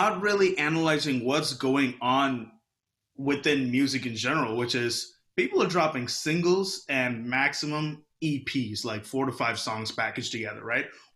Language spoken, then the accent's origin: English; Houston, Texas, United States; also born or lived in Kerala, India (ancestry); I'm straight from Houston, Texas, Mo City